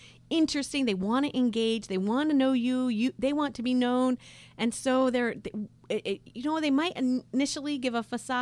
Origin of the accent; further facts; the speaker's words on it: United States; moved away as an adult; now in Jordan; as an American